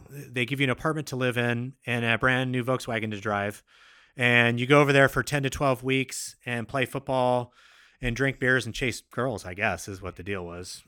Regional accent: Seattle, Washington, United States; also born or lived in Midwest; I've basically been born and raised in Seattle, Washington

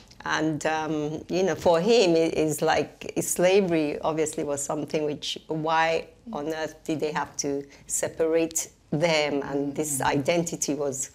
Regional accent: Nigeria; now in United Kingdom; I was born and bred in Nigeria and grew up in Africa.

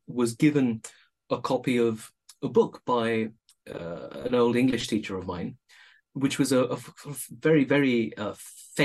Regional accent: India; moved away as an adult; also born or lived in Oxford, United Kingdom; now in United Kingdom; born in India, and I only came to the UK and to Oxford as an adult.

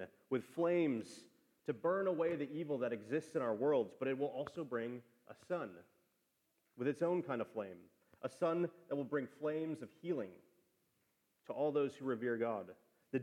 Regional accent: Wisconsin, United States; born or raised there; now in Austin, United States

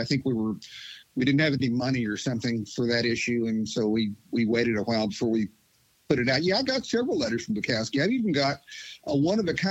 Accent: a little tiny town in eastern Kentucky, United States; I was from a little tiny town in eastern Kentucky, a different one from you, Curtis

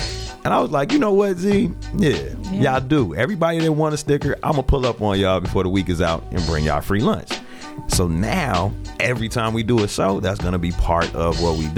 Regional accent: United States; I'm from Lake County

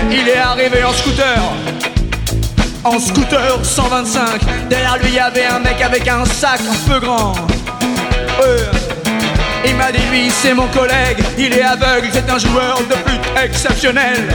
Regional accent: France; je viens de France pour t'acheter une flûte.

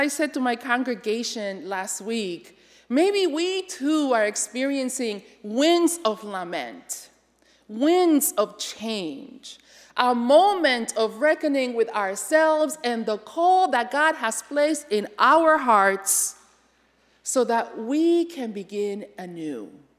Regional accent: Connecticut, United States; You know, I come from Connecticut, where I was moderator of the Connecticut Conference of the United Church of Christ and all of that.

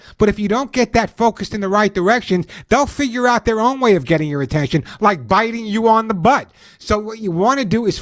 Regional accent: New York City, New York, United States; when I grew up in New York, especially in the Bronx

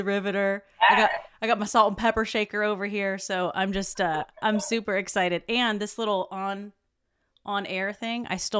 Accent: South Carolina, United States; also born or lived in Georgia; I tell people I was made in Georgia and I'm from South Carolina.

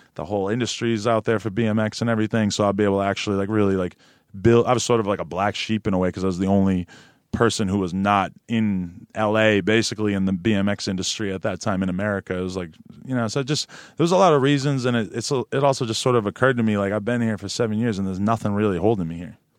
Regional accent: Nashua, New Hampshire, United States; now in Los Angeles, United States; where I grew up in New Hampshire

